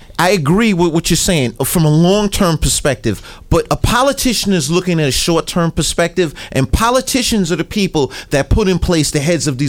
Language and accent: English; New York City, New York, United States; I grew up in the Bronx. I lived in housing projects.